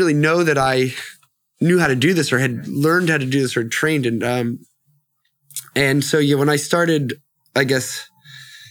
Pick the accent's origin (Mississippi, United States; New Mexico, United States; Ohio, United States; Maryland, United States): Maryland, United States; Annapolis; moved away as an adult; also born or lived in New Orleans / New York City; now in Los Angeles, United States; I was raised in the East Coast, outside of Washington, D.C. in Annapolis, Maryland.